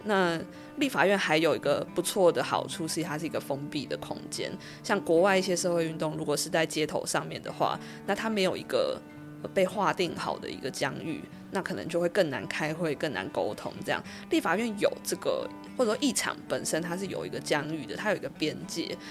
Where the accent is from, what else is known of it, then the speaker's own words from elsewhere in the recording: Kaohsiung, Taiwan; moved away as an adult; also born or lived in Taipei; 我自己其实是在高中的时候，我是高雄人，所以我是大学之后才到台北